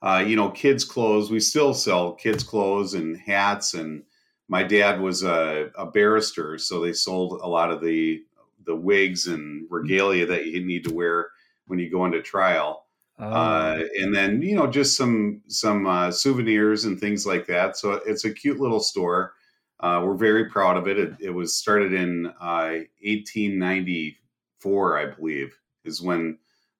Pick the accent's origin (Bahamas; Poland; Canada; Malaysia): Bahamas; now in United States; I grew up in the Bahamas